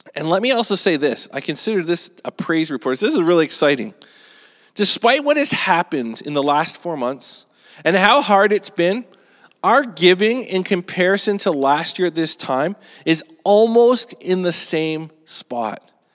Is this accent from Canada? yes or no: yes; Canada; as Canadians